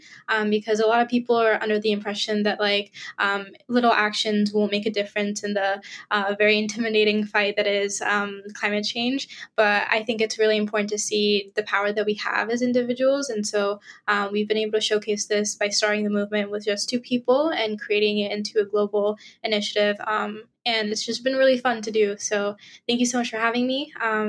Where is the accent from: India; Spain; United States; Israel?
Israel; also born or lived in Nigeria; and I'm a Nigerian Israeli environmental activist